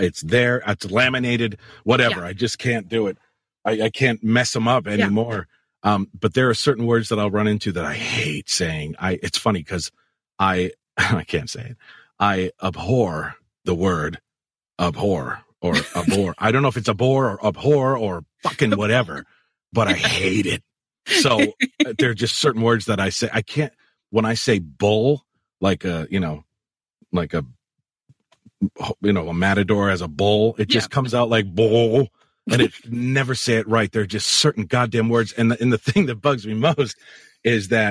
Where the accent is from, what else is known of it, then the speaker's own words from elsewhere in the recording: Connecticut, United States; I'm from Connecticut, but I'm so, I get, you know, I'm from the area that's like so lazy with speech